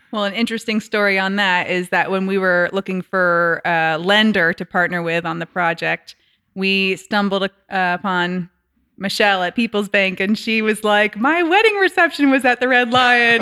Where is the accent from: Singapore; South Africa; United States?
United States; New Hampshire; also born or lived in Brooklyn, New York; now in Kansas City area, United States; I'm originally from New Hampshire